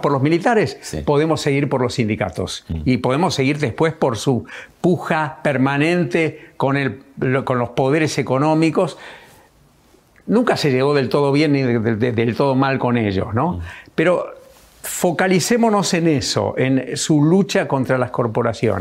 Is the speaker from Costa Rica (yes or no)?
no; Argentina; nosotros como argentinos